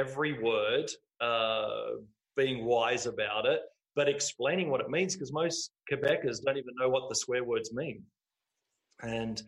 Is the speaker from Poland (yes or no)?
no; Australia; moved away as an adult; now in Montreal, Canada; we're from Australia